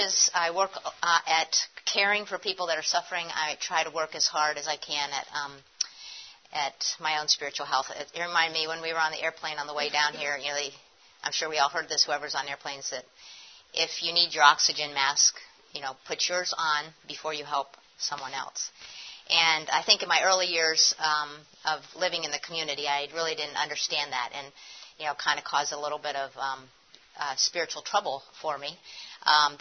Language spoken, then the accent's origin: English; Erie, Pennsylvania, United States; moved away; also born or lived in Philadelphia; when I was a kid when I did have my growing up in Erie